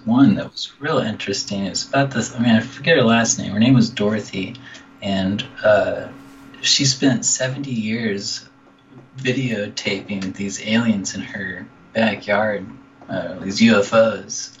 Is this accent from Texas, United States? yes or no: yes; Dallas, Texas, United States; moved away as an adult; now in California, United States; from Dallas, Texas